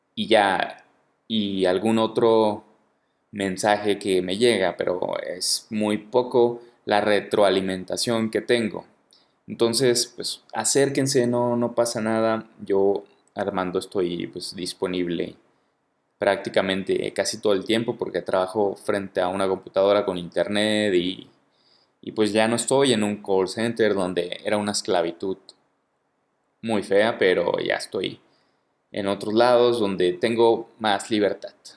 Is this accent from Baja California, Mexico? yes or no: no; Guadalajara, Jalisco, Mexico; moved away as an adult; now in Mexico City, Mexico; yo soy de Guadalajara, el gentilicio para la gente de Guadalajara es tapatío, soy tapatío.